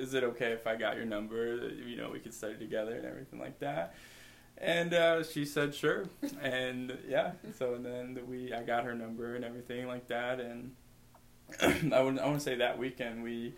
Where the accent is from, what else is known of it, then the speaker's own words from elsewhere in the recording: near Chicago, Illinois, United States; moved away as an adult; also born or lived in Indiana; now in Davenport, United States; I grew up near Chicago